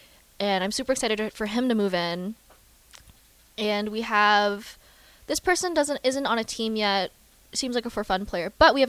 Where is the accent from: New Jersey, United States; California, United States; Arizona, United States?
California, United States; I'm from California.